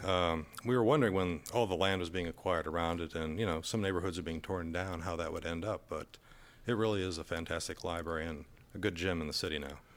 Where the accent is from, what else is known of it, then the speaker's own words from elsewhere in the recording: Iowa, United States; now in Dallas, United States; I'm from Iowa